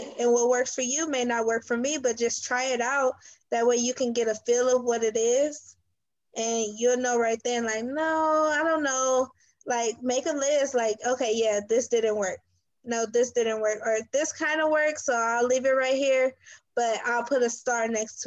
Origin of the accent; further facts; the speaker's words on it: Los Angeles, California, United States; my family, we're from South Central